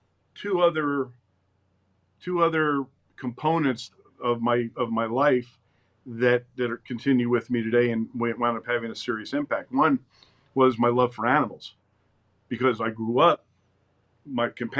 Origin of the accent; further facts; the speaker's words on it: Princeton, New Jersey, United States; I was born in Princeton, raised there, had loving parents, had a great childhood